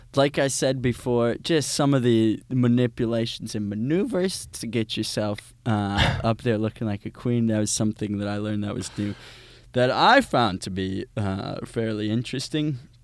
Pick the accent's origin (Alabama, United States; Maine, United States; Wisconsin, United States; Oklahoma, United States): Wisconsin, United States; growing up in Wisconsin